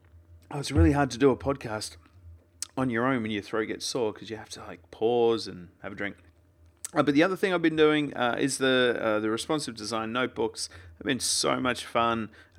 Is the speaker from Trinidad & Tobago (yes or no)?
no; Australia; I'm Australian, we just leave it with one.